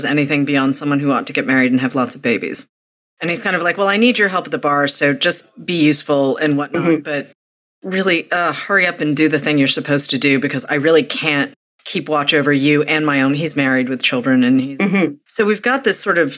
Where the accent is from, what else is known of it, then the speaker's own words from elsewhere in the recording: outside of Boston, Massachusetts, United States; I grew up outside of Boston